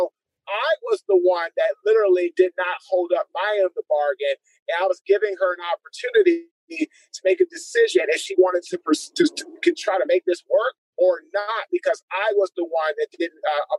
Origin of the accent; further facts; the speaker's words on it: Washington, District of Columbia, United States; also born or lived in White Oak, Maryland; Washington, D.C., my friend.